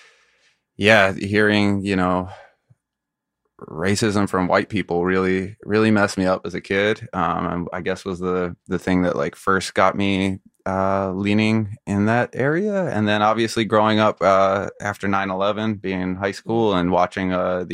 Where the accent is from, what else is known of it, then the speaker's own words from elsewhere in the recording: Philadelphia, Pennsylvania, United States; moved away; I grew up in Philadelphia